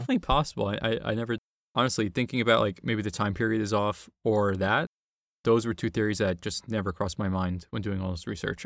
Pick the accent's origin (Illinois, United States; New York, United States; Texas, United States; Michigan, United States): New York, United States; New York City; in the Bronx, in my hometown